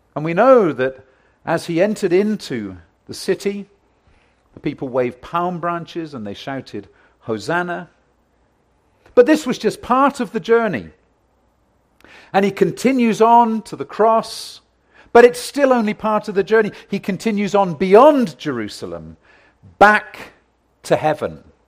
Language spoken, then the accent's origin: English; United Kingdom; I come from Great Britain